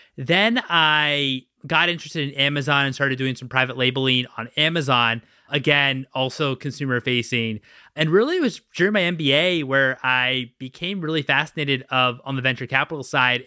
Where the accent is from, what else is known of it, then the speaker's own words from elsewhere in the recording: Washington, District of Columbia, United States; now in Los Angeles, United States; I'm from Washington, D C originally